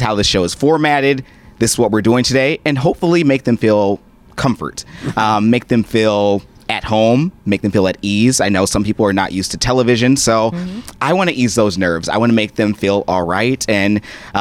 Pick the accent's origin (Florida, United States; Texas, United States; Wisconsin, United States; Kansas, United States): Wisconsin, United States; moved away as an adult; now in Pittsburgh, United States; I'm from Wisconsin, born and raised the Dairy State